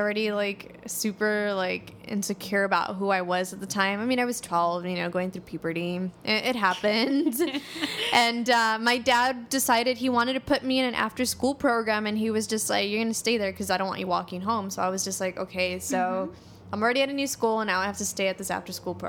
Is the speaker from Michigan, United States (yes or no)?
no; Los Angeles, California, United States; also born or lived in Montebello, California; I'm from Highland Park originally. I grew up there, grew up in the hood